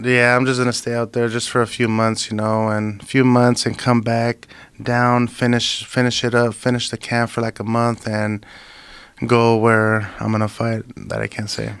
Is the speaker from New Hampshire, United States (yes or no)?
no; Imperial Valley, California, United States; I was going back and forth from my hometown, you know, because I live in Imperial Valley